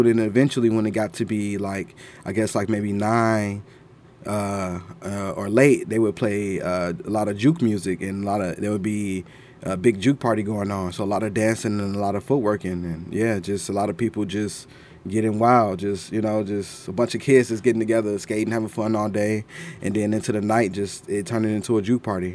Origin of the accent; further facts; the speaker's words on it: Chicago, Illinois, United States; growing up in Chicago